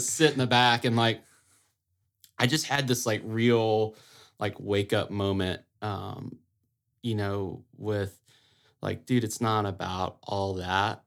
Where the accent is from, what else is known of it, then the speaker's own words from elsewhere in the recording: a little town outside of Auburn, Alabama, United States; moved away as an adult; now in Saint Augustine, United States; I'm originally from a little town outside of Auburn, Alabama